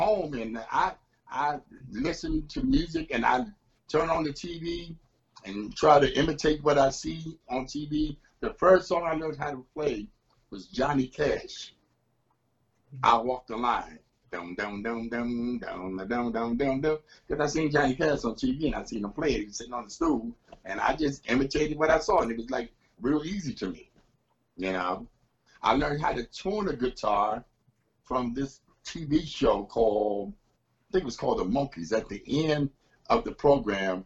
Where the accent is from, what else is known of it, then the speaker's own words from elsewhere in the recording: Washington, District of Columbia, United States; also born or lived in Maryland; now in Upper Marlboro, United States; I'm originally from Southeast D.C., Washington, D.C., you know. Been raised up there most of my life, the other half, in Maryland